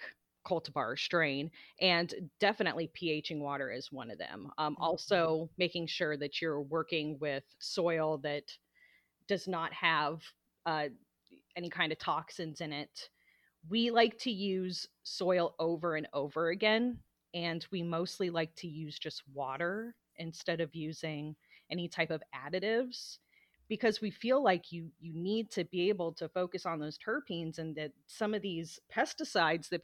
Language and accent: English; Florida, United States; also born or lived in Portland, Oregon; now in Oregon, United States; we're from Florida originally, very conservative out there.